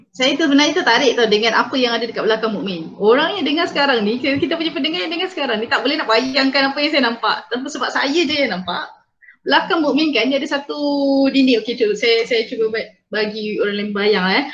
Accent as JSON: {"language": "Malay", "region": "Peninsular Malaysia", "country": "Malaysia", "accent": "Peninsular Malay", "said": "saya cakap bahasa Melayu Semenanjung"}